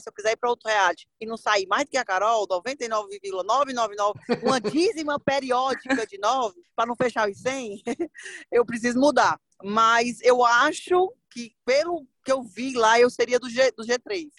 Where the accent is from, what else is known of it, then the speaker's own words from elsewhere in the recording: Northeast Region, Brazil; Acho que é coisa de nordestino, né? A gente é meio desbocado, fala o que pensa, é, é animado